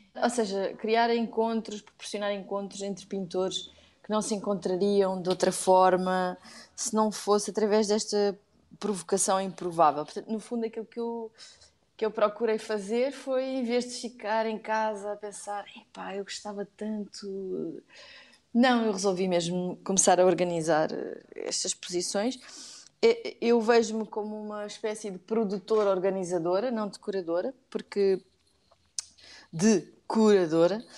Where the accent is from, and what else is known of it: Oeiras, Lisbon, Portugal; born or raised there; also born or lived in Algarve / Korea; now in Lisbon, Portugal